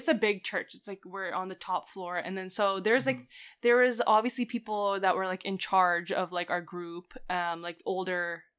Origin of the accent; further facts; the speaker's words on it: California, United States; born there; Like, I was born in California, but like, I don't know.